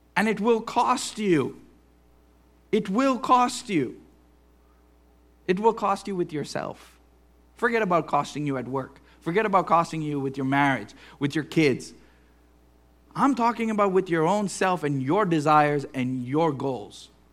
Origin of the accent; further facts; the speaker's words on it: Western Pennsylvania, United States; we are American or Western Pennsylvanian